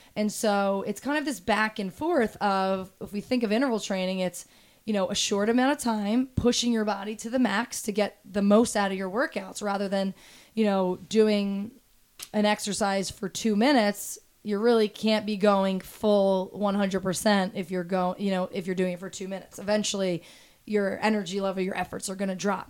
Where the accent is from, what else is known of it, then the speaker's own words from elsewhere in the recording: Toms River, New Jersey, United States; I grew up in Toms River, New Jersey, so Jersey Shore